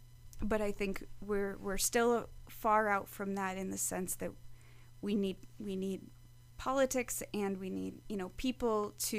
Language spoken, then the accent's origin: English; Wisconsin, United States; moved away; I grew up in the Midwest, so I grew up in Wisconsin